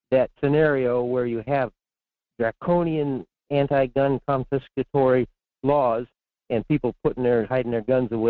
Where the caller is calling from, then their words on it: Fairbanks, Alaska, United States; in Fairbanks.